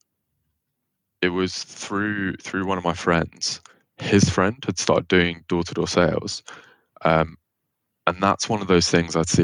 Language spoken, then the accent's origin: English; London, United Kingdom; I'm from Barnet in North London.